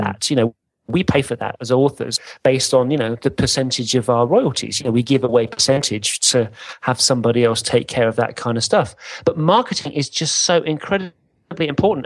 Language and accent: English; England, United Kingdom; we're English